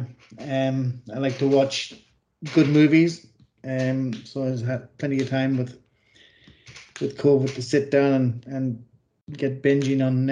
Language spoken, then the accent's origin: English; Ireland; accent: Irish; also born or lived in London; now in Australia; I'm originally Irish. You could probably get that by the accent